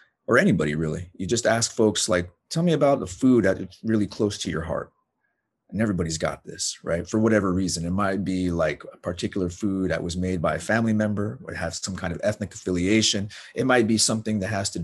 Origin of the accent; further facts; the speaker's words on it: Arizona, United States; moved away; I grew up in Arizona